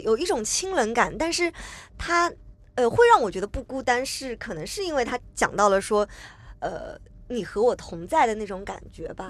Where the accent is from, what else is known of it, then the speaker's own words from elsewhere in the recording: Hangzhou, Zhejiang, China; now in Shanghai, China; 其实杭州，就我的家乡，是比上海要更冷一点